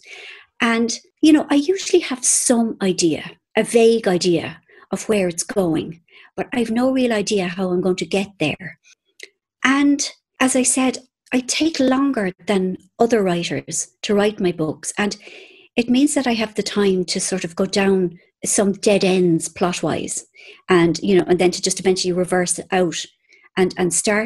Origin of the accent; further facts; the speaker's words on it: Ireland; I'm Irish